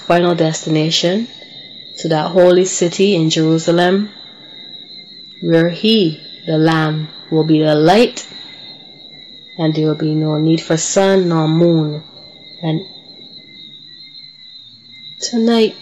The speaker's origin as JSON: {"language": "English", "country": "Barbados", "tie": "born or raised there", "said": "my hometown, Barbados, where I was born and raised"}